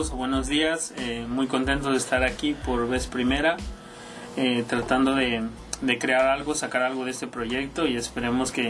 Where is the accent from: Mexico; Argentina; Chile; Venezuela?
Mexico; Hidalgo; born there; also born or lived in Puebla; Bueno, yo originalmente soy del estado de Hidalgo. Ahí nací.